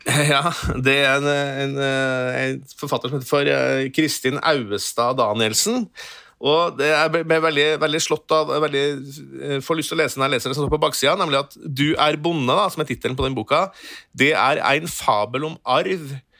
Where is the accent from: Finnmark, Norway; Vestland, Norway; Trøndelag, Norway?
Trøndelag, Norway; jeg er trønder